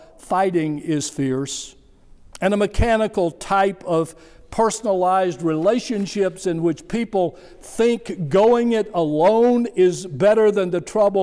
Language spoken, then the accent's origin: English; United States; I'm a religious person, a Christian, and I am an American